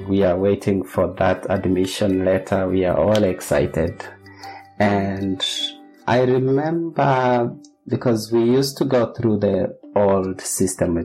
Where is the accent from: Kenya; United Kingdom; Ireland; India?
Kenya; moved away as an adult; also born or lived in Netherlands; now in Australia; I'm a Kenyan. I trained in primary secondary school in Kenya and my bachelor's was from Kenyatta University